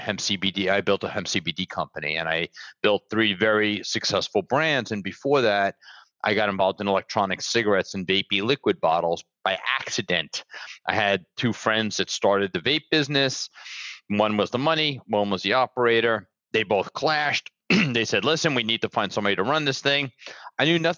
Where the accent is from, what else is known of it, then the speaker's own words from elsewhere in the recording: New York City, New York, United States; moved away as an adult; now in Fort Lauderdale, United States; I'm from Brooklyn, New York. But I've been living down here now like over 25 years